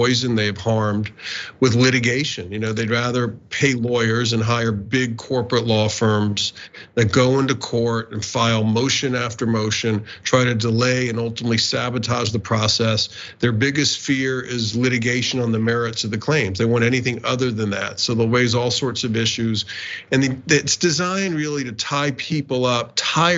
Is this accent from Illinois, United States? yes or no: no; Northeast Florida, United States; I grew up in Northeast Florida